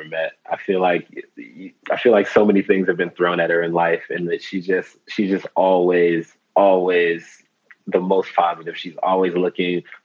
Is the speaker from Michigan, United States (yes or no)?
yes; Detroit, Michigan, United States; moved away as an adult; also born or lived in Italy; now in Spain; I grew up in Detroit, Michigan